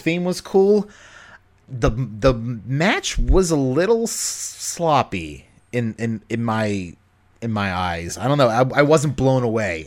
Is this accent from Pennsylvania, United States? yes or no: no; Baltimore, Maryland, United States; I'm born and raised in Baltimore